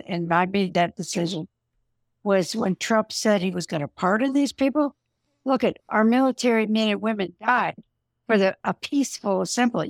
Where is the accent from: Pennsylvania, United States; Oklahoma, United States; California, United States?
California, United States; San Diego; also born or lived in Los Angeles, California; now in Idaho, United States; I was raised in California